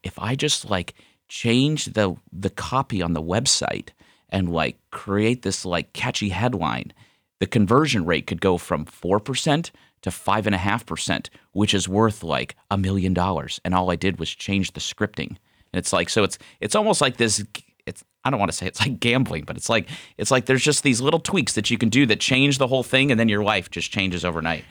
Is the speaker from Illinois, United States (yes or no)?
no; Ohio, United States; also born or lived in Scottsdale, Arizona; we moved home back to Ohio